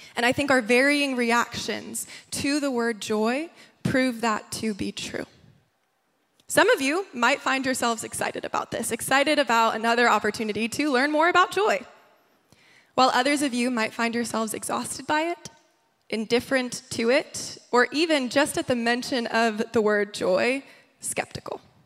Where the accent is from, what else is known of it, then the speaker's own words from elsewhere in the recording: New York, United States; moved away as an adult; also born or lived in Nashville, Tennessee; now in Los Angeles, United States; I grew up in New York, and then I went to college in Nashville, Tennessee